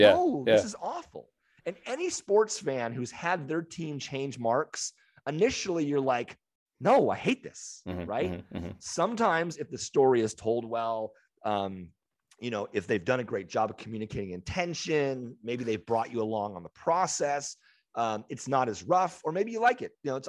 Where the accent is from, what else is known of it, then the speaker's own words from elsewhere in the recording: San Diego, California, United States; know, as San Diegans, Swinging Friar is like, so good.